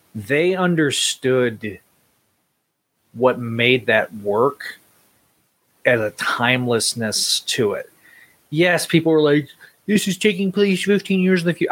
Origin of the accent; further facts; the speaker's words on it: Northwest Texas, United States; Being you know from West Texas, I Northwest Texas.